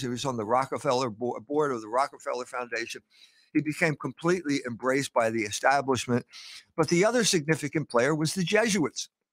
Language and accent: English; Philadelphia, Pennsylvania, United States; I was born in Philadelphia, nineteen forty-eight, right after World War Two